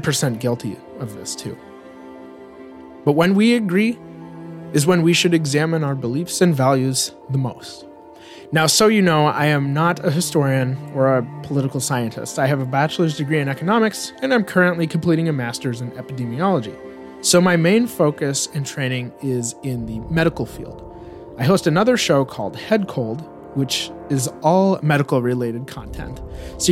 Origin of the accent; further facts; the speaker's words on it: United States; as an American